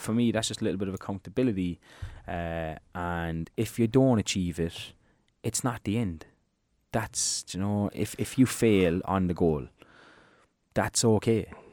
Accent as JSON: {"language": "English", "country": "Ireland"}